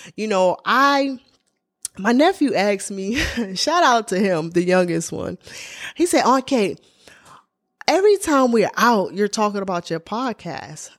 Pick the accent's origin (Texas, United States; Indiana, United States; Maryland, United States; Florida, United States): Maryland, United States; Baltimore; I grew up in Baltimore, Maryland